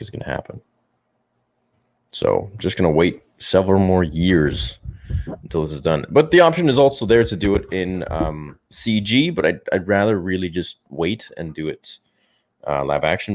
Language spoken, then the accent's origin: English; Canada; I'm from Canada